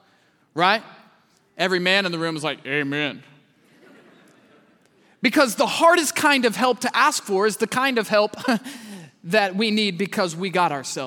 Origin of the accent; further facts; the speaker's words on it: Kansas City, Missouri, United States; I'm from Kansas City, Missouri